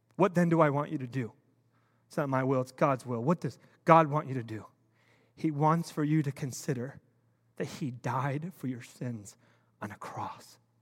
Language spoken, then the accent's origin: English; United States; I'm an American. I was born and raised here